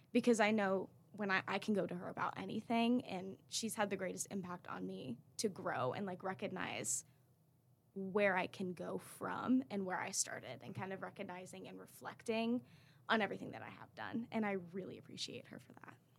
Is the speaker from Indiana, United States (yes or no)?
no; Raleigh, North Carolina, United States; I'm from Raleigh, North Carolina.